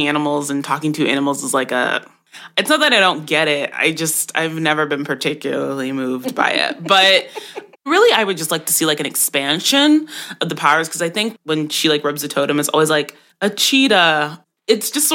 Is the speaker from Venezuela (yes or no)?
no; Jamaica; I'm Jamaican, and so I grew up on those stories